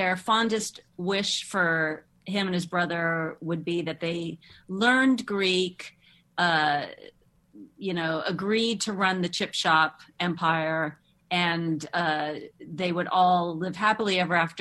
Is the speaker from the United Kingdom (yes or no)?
no; Moscow, Russia; moved away; growing up in Moscow